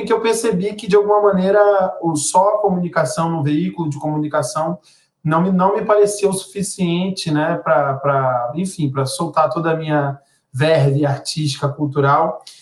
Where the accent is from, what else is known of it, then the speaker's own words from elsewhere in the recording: Belém, Pará, Brazil; moved away as an adult; also born or lived in Belo Horizonte; eu sou de Belém do Pará, sou natural de Belém do Pará mesmo, nascido e criado